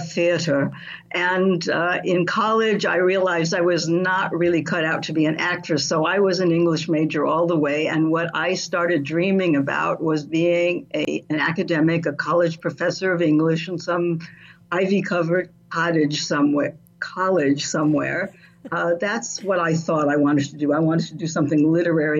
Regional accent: Southern California, United States; I grew up in Southern California

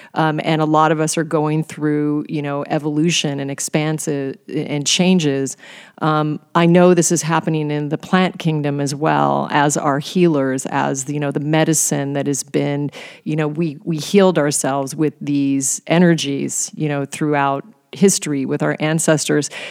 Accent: Alaska, United States; I was raised in Alaska on game meat

